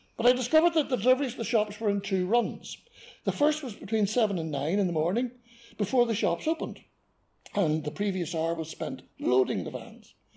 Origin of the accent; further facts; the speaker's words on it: Belfast, Northern Ireland, United Kingdom; So this meant I was a South Belfast boy